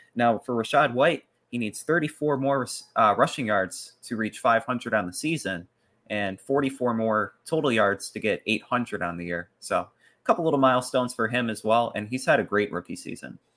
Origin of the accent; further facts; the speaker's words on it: Milwaukee, Wisconsin, United States; Milwaukee Bucks, my hometown basketball team